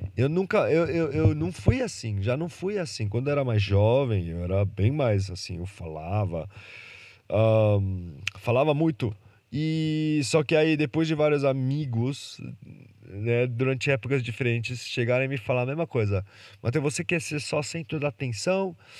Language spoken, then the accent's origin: Portuguese; Brazil; Eu nasci no Brasil